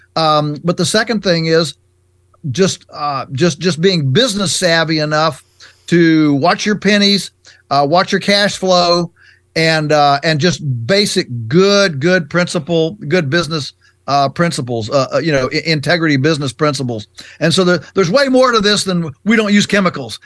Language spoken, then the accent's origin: English; Shenandoah Valley, Virginia, United States; our farm is in Virginia's Virginia's Shenandoah Valley, which is on the western side of the state, and um, and so we're you know we're three hours from Washington D.C. We're definitely on the Atlantic, you know, the Atlantic side of the U.S. and um, you know, we came to the farm. I was just four when mom and dad bought this farm in 1961